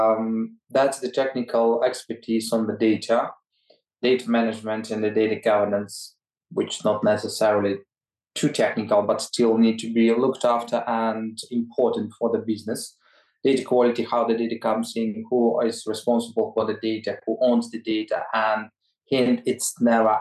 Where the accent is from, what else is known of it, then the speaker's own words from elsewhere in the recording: Ukraine; now in United Kingdom; my home country in Ukraine